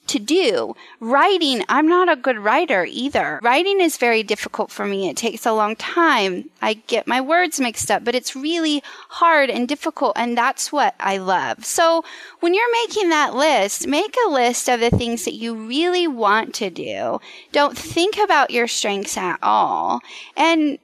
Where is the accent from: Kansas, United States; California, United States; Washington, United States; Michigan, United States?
Kansas, United States; Western; I was raised in Western Kansas in a small town